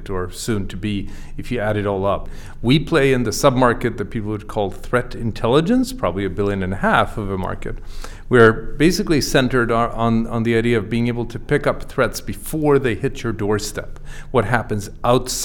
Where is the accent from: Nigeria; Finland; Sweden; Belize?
Sweden; moved away as an adult; also born or lived in Boston area, United States; now in Boston, United States; I grew up in Sweden. I came to the US 20 years ago.